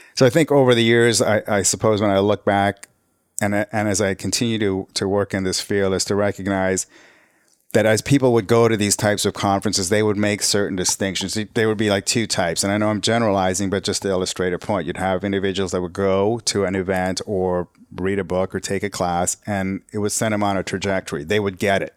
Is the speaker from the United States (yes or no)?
no; Canada; also born or lived in Nairobi, Kenya; we came to Canada in nineteen seventy-three. So I was born in Nairobi, Kenya.